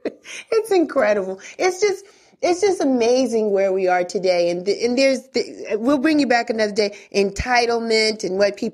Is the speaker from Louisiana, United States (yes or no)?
no; Bronx, New York, United States; No, we never had that. I'm from